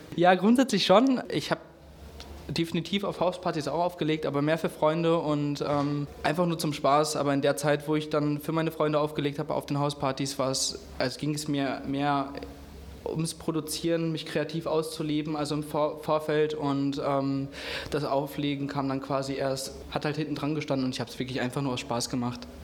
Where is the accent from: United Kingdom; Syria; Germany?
Germany; Herne, North Rhine-Westphalia; also born or lived in Munich; ich bin in Wanne-Eickel aufgewachsen. Ich habe meine Jugend, meine Kindheit dort verbracht